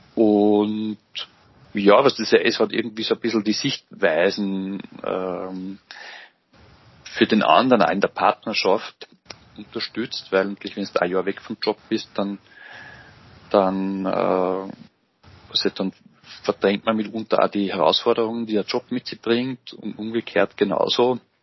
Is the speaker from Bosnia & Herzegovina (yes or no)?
no; Engerwitzdorf, Upper Austria, Austria; Ich bin gebürtiger Mühviertler, kann man vielleicht auch dazu sagen, und äh, bin in Engerwiesdorf aufgewachsen